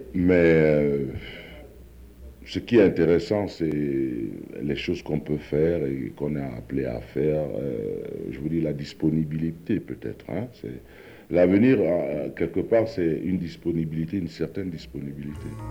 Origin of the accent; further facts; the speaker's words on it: Cameroon; je suis africain, plus loin, je suis camerounais